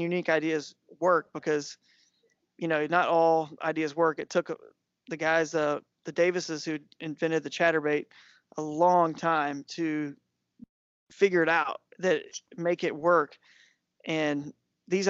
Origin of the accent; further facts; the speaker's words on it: Atlanta, Georgia, United States; also born or lived in South Carolina / Tennessee / North Carolina; now in Charlotte area, North Carolina, United States; I grew up in Atlanta, but I've lived in South Carolina.